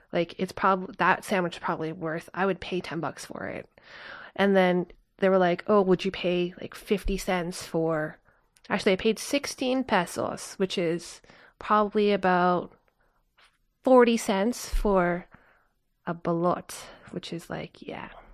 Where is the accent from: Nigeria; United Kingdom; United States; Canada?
Canada; I grew up in North America